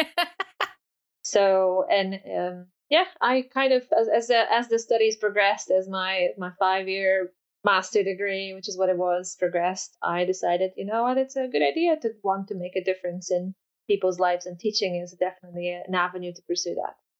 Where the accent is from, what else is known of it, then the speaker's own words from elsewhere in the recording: Poland; first language Polish; English is a second language; moved away; I'm Polish. My first language is Polish. I grew up speaking Polish only.